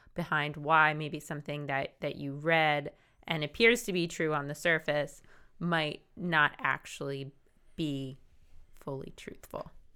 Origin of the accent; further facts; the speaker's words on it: New Jersey, United States; I'm from South Jersey